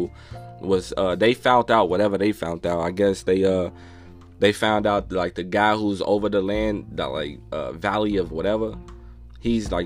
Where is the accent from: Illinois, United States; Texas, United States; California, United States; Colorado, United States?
Illinois, United States; Chicago; I'm from Chicago